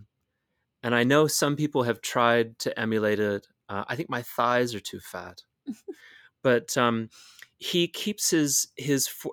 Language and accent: English; United States